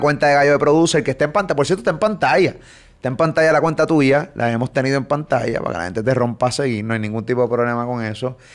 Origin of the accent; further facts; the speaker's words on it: Puerto Rico; de Puerto Rico